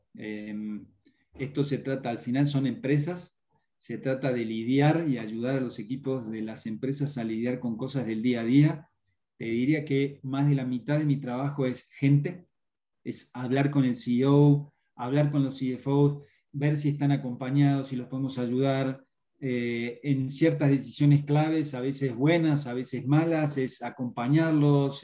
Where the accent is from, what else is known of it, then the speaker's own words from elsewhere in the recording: Argentina; now in Mexico; Yo hablo así, nací en Argentina, pero hace 20 años que vivo acá, me, considero local